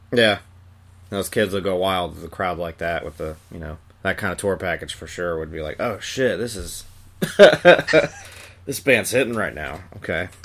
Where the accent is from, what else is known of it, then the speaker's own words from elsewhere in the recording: Long Island, New York, United States; I'm from Long Island myself